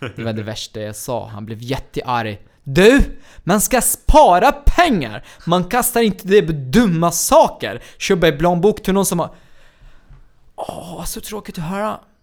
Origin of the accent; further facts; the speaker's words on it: Baniyas, Tartus Governorate, Syria; Swedish is a second language; moved away as an adult; now in Sweden; min hemstad Banjas